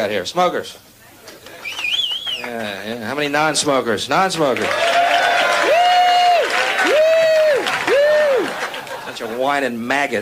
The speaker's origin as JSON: {"language": "English", "town": "Houston", "region": "Texas", "country": "United States", "said": "I'm from Houston, Texas"}